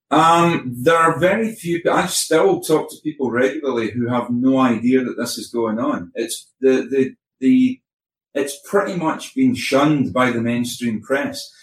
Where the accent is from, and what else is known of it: Scotland, United Kingdom